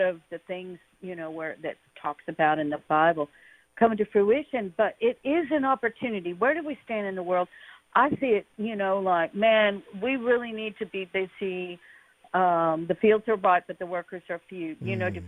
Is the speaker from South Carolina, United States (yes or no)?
no; Houston, Texas, United States; I grew up in Texas here in Houston